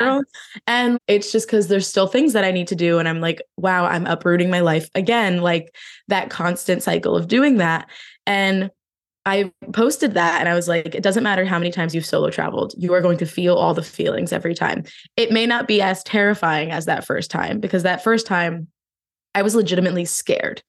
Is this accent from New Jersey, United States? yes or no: yes; New Jersey, United States; moved away; I'm originally from New Jersey